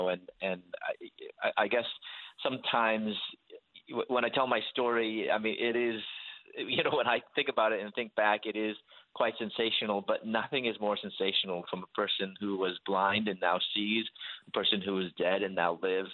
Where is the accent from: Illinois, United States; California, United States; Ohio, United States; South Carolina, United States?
Illinois, United States; Chicago; moved away as an adult; also born or lived in Louisville, Kentucky; I'm from Chicago, and I moved to Louisville, Kentucky